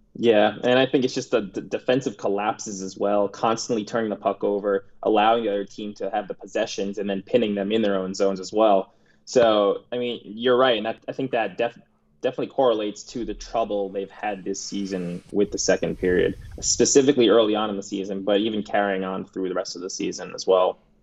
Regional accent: New York, United States; growing up in New York

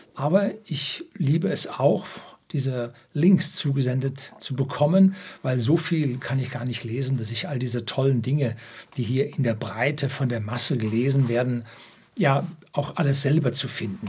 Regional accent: Germany; bei uns in Deutschland

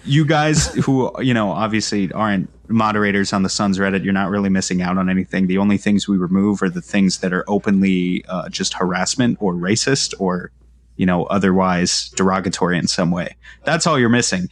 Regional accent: New York, United States; I'm from New York

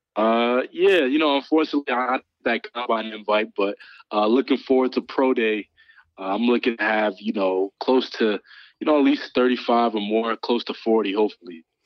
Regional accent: Morris Plains, New Jersey, United States; also born or lived in Philadelphia; growing up in Jersey

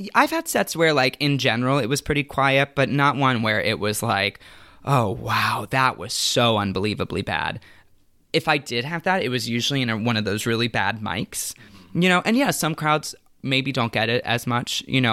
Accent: Tampa, Florida, United States; I grew up in Tampa, Florida

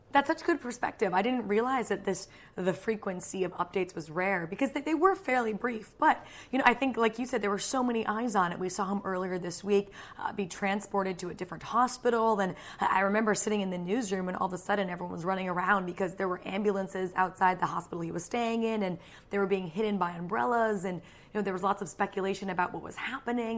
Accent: United States; as an American

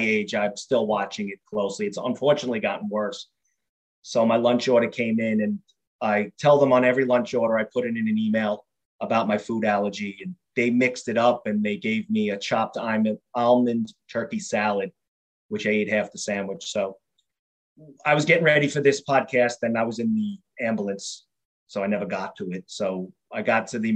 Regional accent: New York City, New York, United States; I grew up in Queens, New York.

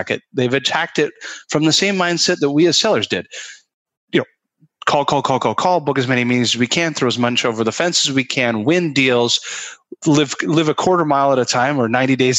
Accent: Canada; I'm a Canadian

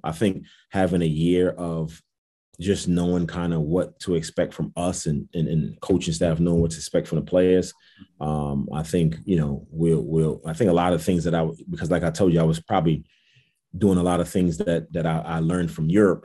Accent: New York City, New York, United States; also born or lived in Jamaica, Queens; I'm actually from Brooklyn, New York

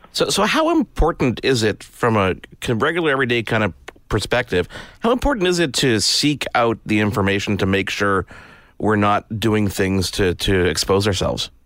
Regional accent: Canada; I'm I'm a Canadian.

